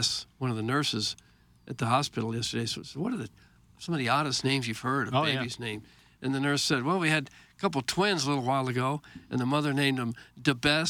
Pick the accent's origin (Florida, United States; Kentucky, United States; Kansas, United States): Kansas, United States; El Dorado; also born or lived in St. Louis, Missouri; now in Sunset Hills, United States; I was born in El Dorado.